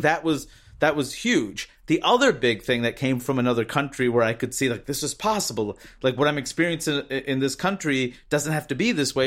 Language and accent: English; United States; growing up in the United States